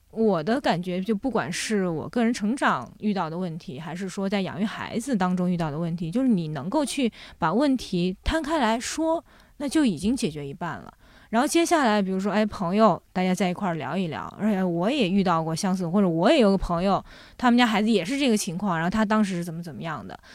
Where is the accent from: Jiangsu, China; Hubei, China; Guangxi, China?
Jiangsu, China; a small village in; moved away as an adult; also born or lived in Shanghai / France; now in Beijing, China; 那后来我从上海跟着我父母又回到了我奶奶，爷爷奶奶家。我爷爷奶奶家其实就是在江苏的一个，呃，小村庄里面